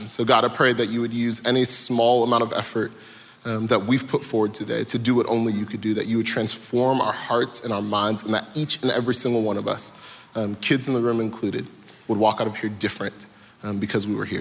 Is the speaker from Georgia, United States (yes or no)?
yes; Atlanta, Georgia, United States; I am from Atlanta, born and raised.